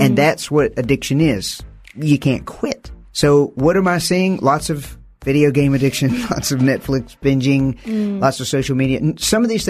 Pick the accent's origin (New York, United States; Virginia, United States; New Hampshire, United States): Virginia, United States; I'm from the United States, from the South